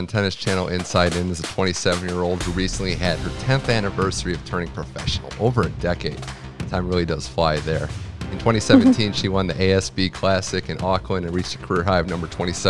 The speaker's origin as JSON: {"language": "English", "town": "Cleveland", "region": "Ohio", "country": "United States", "said": "I'm also from Cleveland as well"}